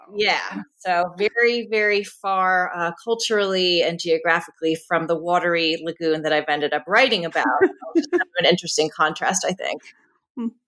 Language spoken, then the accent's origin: English; Philadelphia, Pennsylvania, United States; I am from Philadelphia